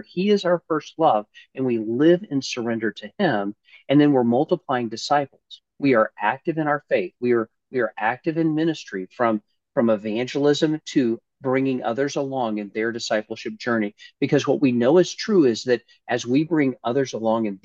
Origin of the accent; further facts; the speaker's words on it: Jefferson City, Missouri, United States; moved away as an adult; also born or lived in St. Louis, Missouri / California / Romania; now in Orlando, United States; I grew up in Jefferson City, Missouri. I'm a native Missourian